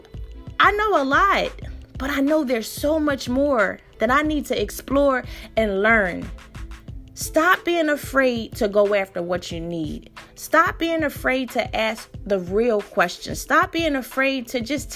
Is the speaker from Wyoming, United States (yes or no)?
no; Philadelphia, Pennsylvania, United States; I grew up in North Philly, in my neighborhood